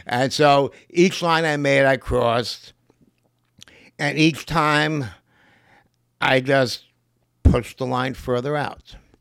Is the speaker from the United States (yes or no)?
yes; New York City, New York, United States; I'm from Lower East Side of Manhattan, a place called Grand Street